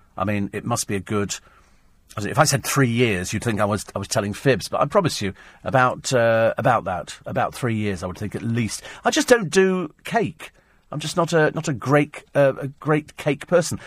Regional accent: United Kingdom; We're British.

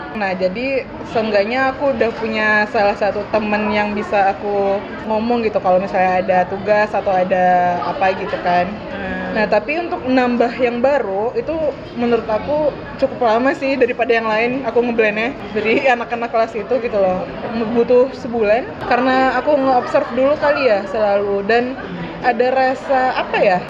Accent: Pekanbaru, Riau, Indonesia; moved away as an adult; now in Depok, Indonesia; aku dari TK dari playgroup malah satu yayasan swasta di Pekanbaru itu terus sampai SMP

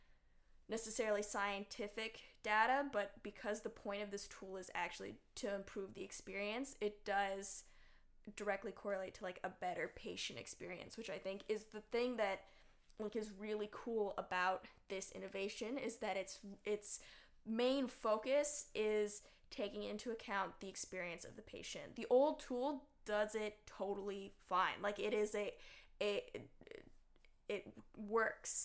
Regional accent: Canada; We people are Canadian.

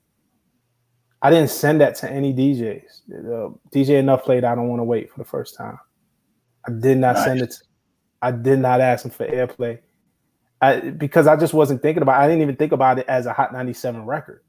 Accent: New York City, New York, United States; I'm from Flatbush in Brooklyn. Like, that corner, Flatbush and Atlantic, is right where I used to go to high school at.

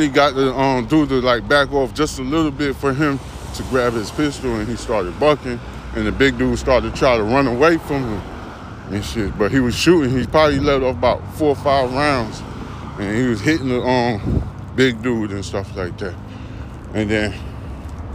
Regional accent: New York, United States; I'm from New York

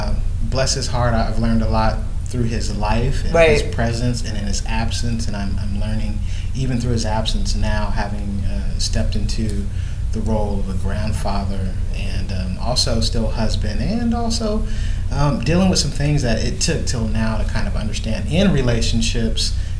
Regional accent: Fresno, California, United States; I'm from California, born and raised Fresno.

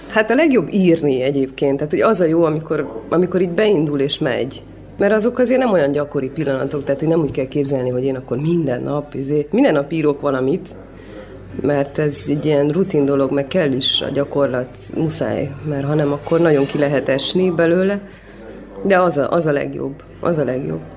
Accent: Cluj-Napoca, Cluj County, Romania; én itt nőttem fel Kolozsáron

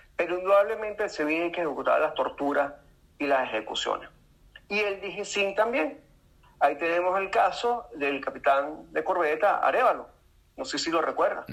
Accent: Venezuela; yo como venezolano, como abogado y como militante de 20 de Venezuela

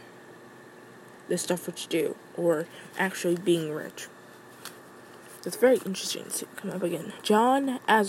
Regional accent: Midwest, United States; I'm from the Midwest

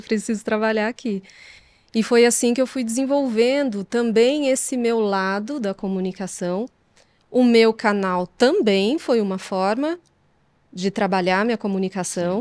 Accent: Poços de Caldas, Minas Gerais, Brazil; Eu sou mineira do sul de Minas, de Poços de Caldas

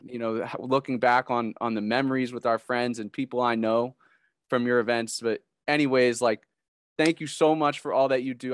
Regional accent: Connecticut, United States; moved away as an adult; now in Columbus, United States; I'm from Connecticut

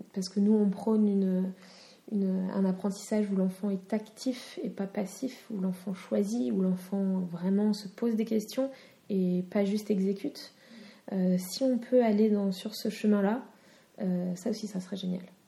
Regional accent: France; je suis citoyenne de France

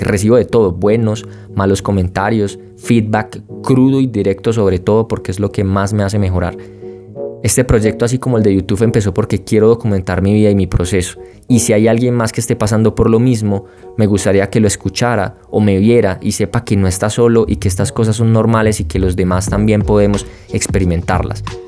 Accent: Colombia; como buen colombiano

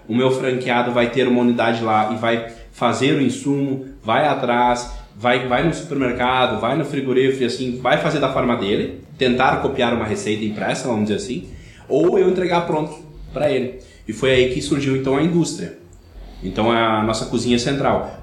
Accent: Rio Grande do Sul, Brazil; accent: colono; o sotaque tá certo, eu sou de uma cidade pequena, como princípio, interior, né? Então, colono, né? Então, até os 11 anos de idade

